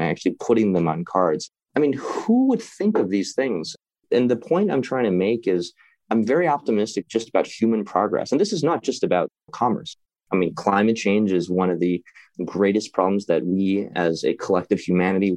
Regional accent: Midwest, United States; moved away; where I grew up in the Midwest

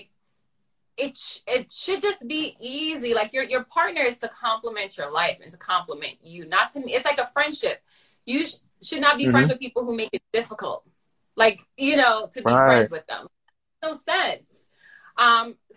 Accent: Jamaica; I'm Jamaican

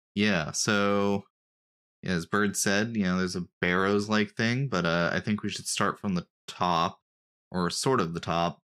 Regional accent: United States; I'm an American

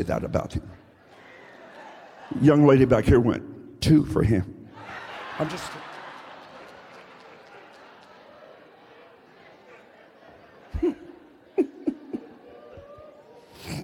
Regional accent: Buck Creek, United States; I'm from Buck Creek

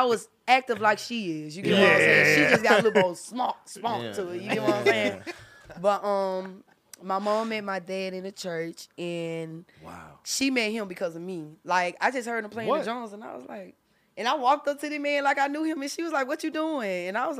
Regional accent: Memphis, Tennessee, United States; also born or lived in Georgia; my mama said that I was born in North Memphis.

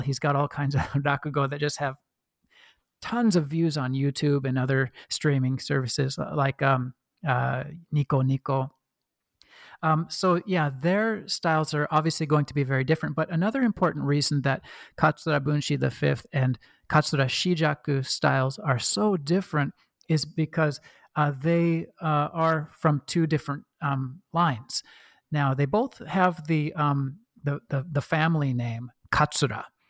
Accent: Oregon, United States; accent: kind of a Midwestern; moved away; I was born and raised in Oregon

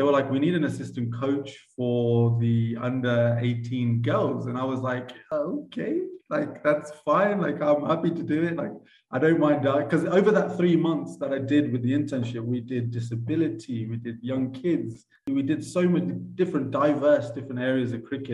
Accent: Cambridgeshire, East of England, United Kingdom; moved away as an adult; now in Uganda; I grew up in Cambridgeshire

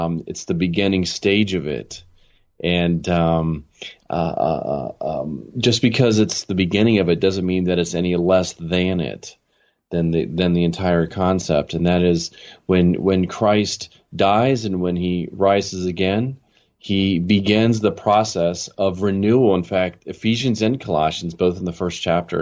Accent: Maryland, United States; moved away as an adult; also born or lived in California / Chicago, United States / Los Angeles, United States; now in Jackson, United States; I grew up in Maryland. And I spent pretty much all the way through high school there

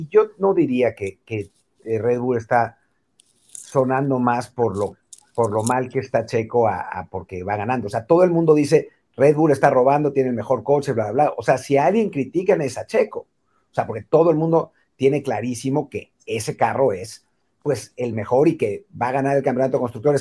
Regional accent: Mexico; somos mexicanos

